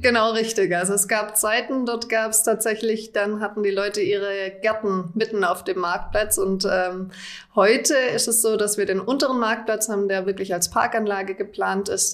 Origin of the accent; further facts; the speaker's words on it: Freudenstadt, Baden-Württemberg, Germany; ich bin gebürtige Freudenstädterin, schon, habe schon immer hier gelebt